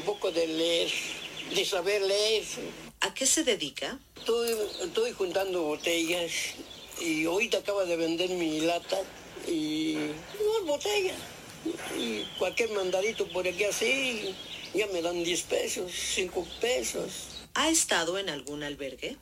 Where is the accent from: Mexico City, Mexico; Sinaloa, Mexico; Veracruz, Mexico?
Mexico City, Mexico; also born or lived in Toluca / Ixtlahuaca / Atlacomulco; aquí es donde me, hice, ahora sí, como dice el dicho, me hice hombre